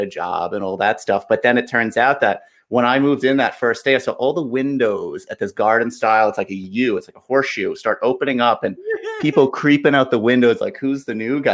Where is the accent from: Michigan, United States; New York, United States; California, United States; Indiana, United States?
New York, United States; Valley Stream; moved away as an adult; also born or lived in Maryland / Washington, D.C.; I grew up in Long Island. I grew up in Valley Stream.